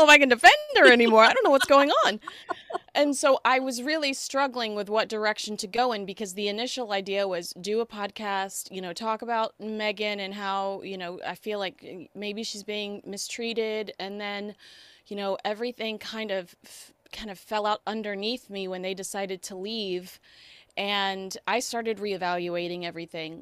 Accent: Plano, Texas, United States; I am a Southern girl. I grew up in Plano, Texas

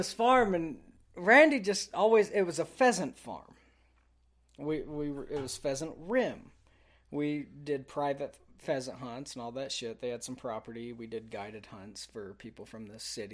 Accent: Texas, United States; moved away; I'm from Texas.

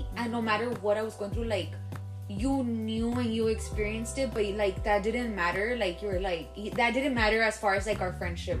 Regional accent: Laredo, Texas, United States; moved away as an adult; also born or lived in Dallas; now in San Antonio, United States; me and you both were born and raised in Laredo, but I left when I was 2015. I moved to Dallas.

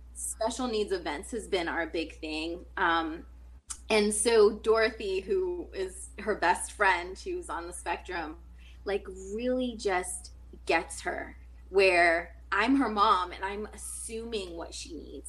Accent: Taunton, Massachusetts, United States; moved away as an adult; now in California, United States; born and raised in Massachusetts, well, Taunton, Mass

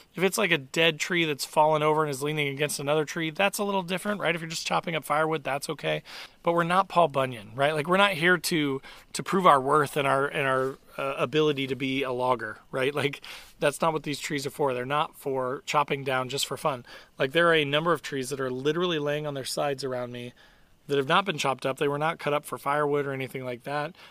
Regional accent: Indiana, United States; I'm from Indiana

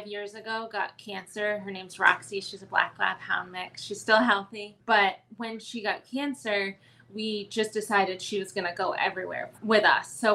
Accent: Maine, United States; moved away as an adult; now in Columbus, United States; I am originally from Maine and relocated to Columbus for work

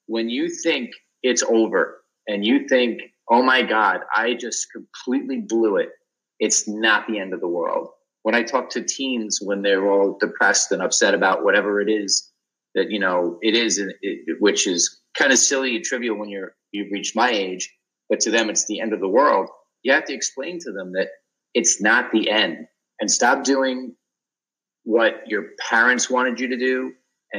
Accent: New York, United States; also born or lived in Boston; I'm from New York

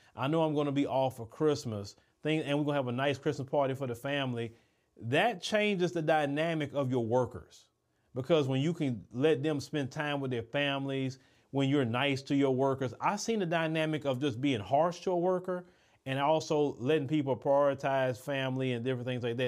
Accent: United States; As an American

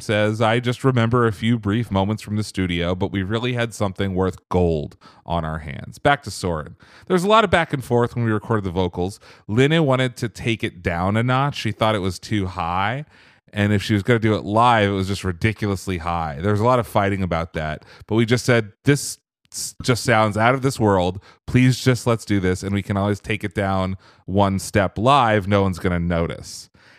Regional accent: Norway; English is a second language; Our first goal, our main goal actually, was to make it in Denmark and in my home country of Norway.

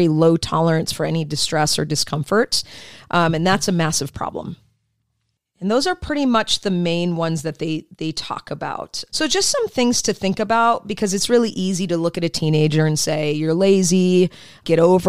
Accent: Michigan, United States; I grew up in Michigan

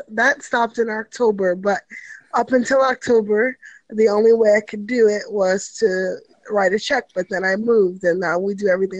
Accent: New York City, New York, United States; moved away as an adult; now in Kansas City, United States; I grew up in New York City.

